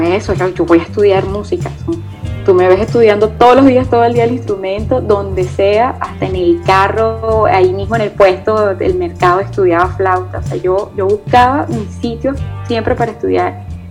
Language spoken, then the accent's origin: Spanish; eastern Venezuela, Nueva Esparta, Venezuela; fue el joropo oriental. Eh, que es de donde yo soy